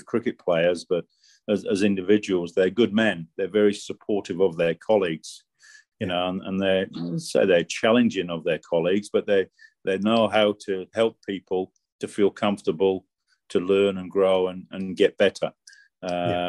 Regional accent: Yorkshire and the Humber, United Kingdom; I was brought up in Yorkshire.

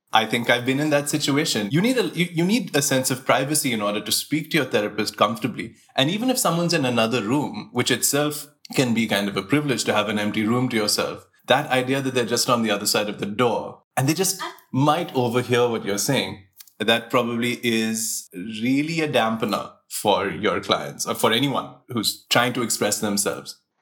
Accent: Mumbai, Maharashtra, India; I was born in Breach Candy Hospital

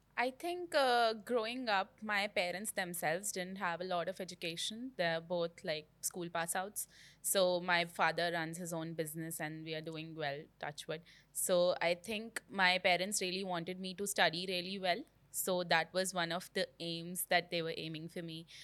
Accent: Delhi, India; I've been born and, born and brought up in Delhi.

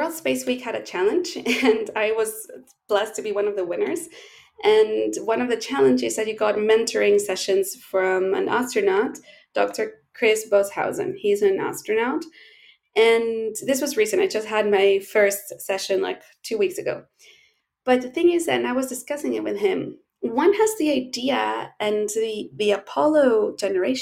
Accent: Chile; as we say in Chile, it's a saying here

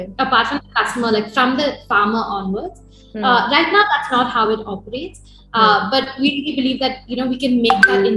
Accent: Bangalore, Karnataka, India; We are from Bangalore, the home base

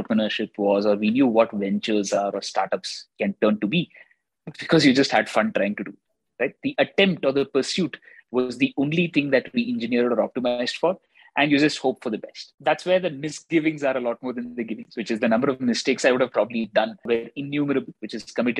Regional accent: Bangalore, Karnataka, India; born or raised there; also born or lived in Chennai, India

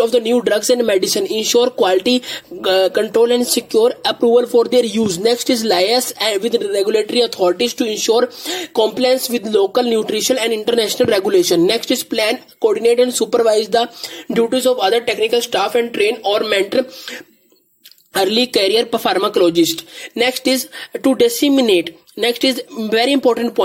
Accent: India; I am from India.

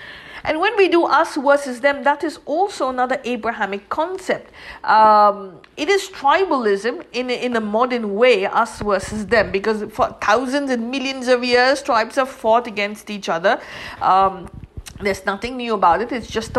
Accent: India; That means I come from India, and my ethnicity is Indian.

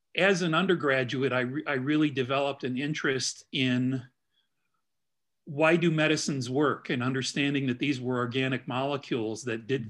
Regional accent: Midwest, United States; also born or lived in Chicago; now in Indianapolis, United States; being a Midwesterner

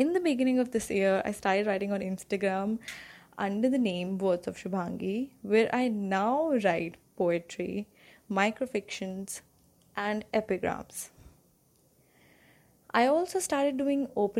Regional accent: Ghaziabad, Uttar Pradesh, India; I'm from Ghaziabad, which is a city in UP.

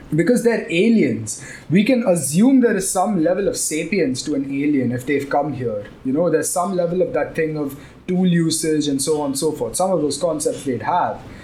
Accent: Chennai, Tamil Nadu, India; also born or lived in Gurgaon / Mumbai; now in Chennai, India; I was born in Chennai and I've lived a long time in Chennai

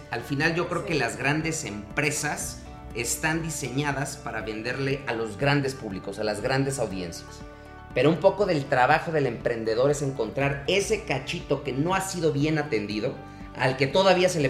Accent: Mexico; eso como, mexicanos que estamos compitiendo a, los grandes corporativos eh, que son de otros países

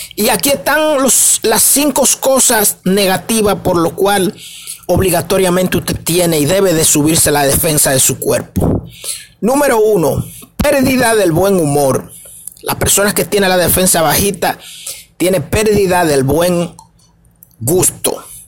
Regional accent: Dominican Republic; para mi gente de República Dominicana, porque somos dominicanos, estamos transmitiendo desde aquí, desde República Dominicana

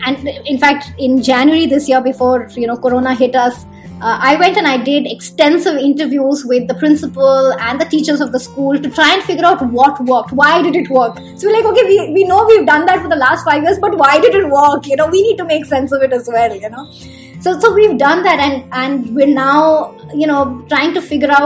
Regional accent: Bihar, India; I grew up in Bihar, and there they say thetar

